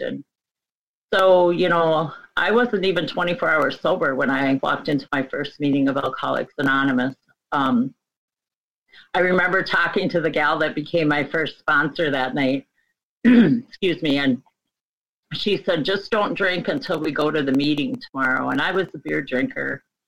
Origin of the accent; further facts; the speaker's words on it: Midwest, United States; I grew up in the Midwest, a small conservative Catholic um, home